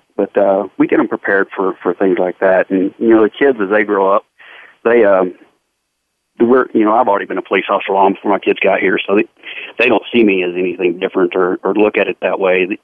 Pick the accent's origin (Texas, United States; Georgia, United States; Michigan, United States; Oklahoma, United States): Texas, United States; Fort Worth; I grew up here in Fort Worth and uh, lived my whole life here with my entire family